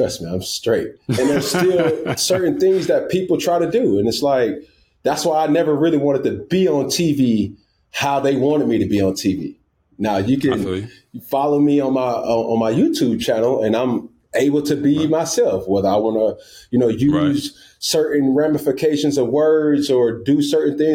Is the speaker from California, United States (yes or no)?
no; College Park, Georgia, United States; also born or lived in Atlanta; I'm from Atlanta, Georgia, by way of College Park